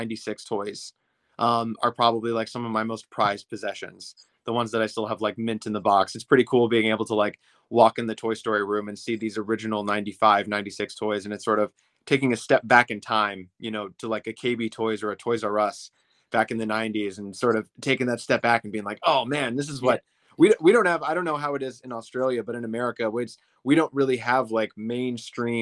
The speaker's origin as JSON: {"language": "English", "region": "Minnesota", "country": "United States", "tie": "born or raised there", "moved": "yes", "lives_now": "Ohio, United States", "said": "I live in Ohio now, but whenever we go back to my home state of Minnesota to visit my parents"}